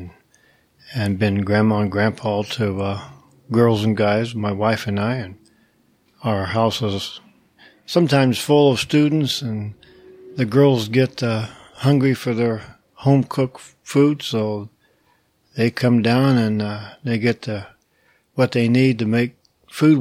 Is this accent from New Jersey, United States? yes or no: no; Indiana, United States; moved away; I was raised in Indiana on a farm